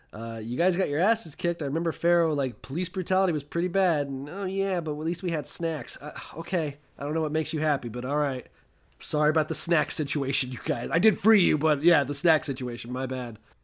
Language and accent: English; United States; I'm an American